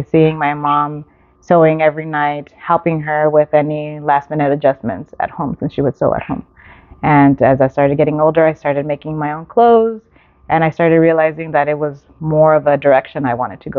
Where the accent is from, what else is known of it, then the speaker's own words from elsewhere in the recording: Whittier, California, United States; I actually grew up in the city of Whittier.